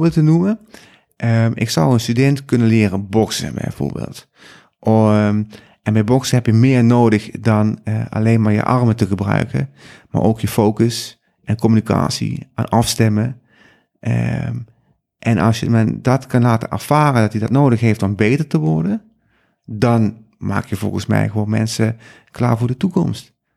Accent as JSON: {"language": "Dutch", "region": "South Limburg", "country": "Netherlands", "moved": "as an adult", "lives_now": "Amsterdam, Netherlands", "said": "kom zelf uit Zuid-Limburg"}